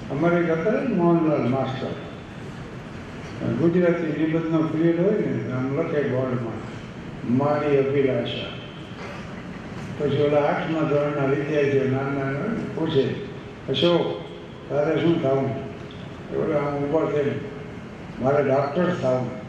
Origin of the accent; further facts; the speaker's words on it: Thangadh, Gujarat, India; થાનગઢ મારું ગામ છે